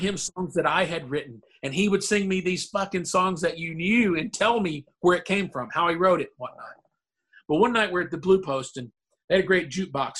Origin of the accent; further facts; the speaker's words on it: Murray, Kentucky, United States; moved away; my hometown in Murray, Kentucky